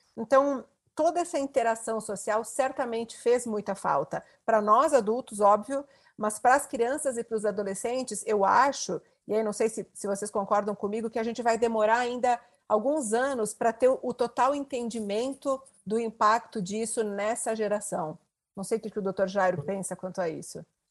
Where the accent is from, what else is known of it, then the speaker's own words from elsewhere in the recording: interior of Rio Grande do Sul, Brazil; a internet chegou na minha cidade, eu sou do interior do Rio Grande do Sul, eu já tinha 18 anos.